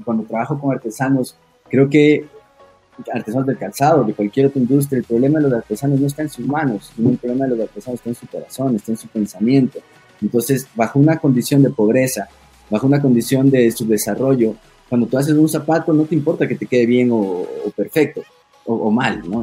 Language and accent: Spanish; Ecuador; moved away as an adult; also born or lived in Italy / Spain; soy el diseñador ecuatoriano